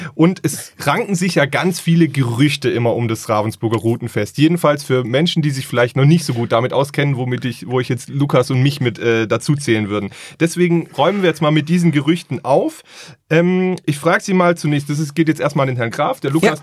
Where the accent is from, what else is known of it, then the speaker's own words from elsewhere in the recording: Stuttgart, Baden-Württemberg, Germany; Ich bin aber ja auch gebürtiger Stuttgarter